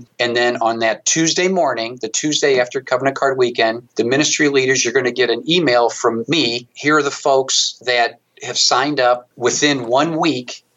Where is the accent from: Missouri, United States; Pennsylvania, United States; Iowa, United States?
Missouri, United States; St. Louis; I was fortunate as heck to work for the brewery